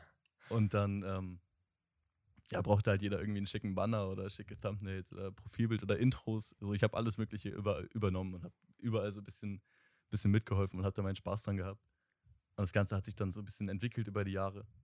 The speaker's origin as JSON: {"language": "German", "region": "Bremen", "country": "Germany", "said": "ich komme aus Bremen tatsächlich, also Nähe Bremen"}